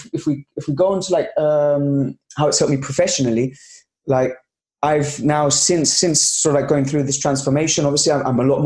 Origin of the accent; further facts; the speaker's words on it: Gibraltar; I'm from Gibraltar, south of Spain. We're British, so we speak English and Spanish, but very proud nation here